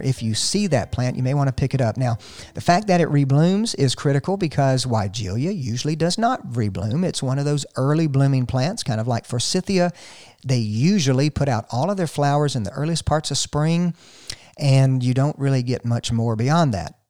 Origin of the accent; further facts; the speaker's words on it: North Georgia, United States; I'm from the South, from here, North Georgia